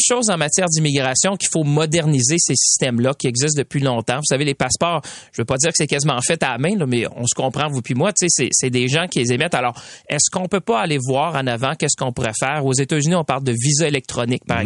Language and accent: French; Quebec, Canada; ici chez nous au Québec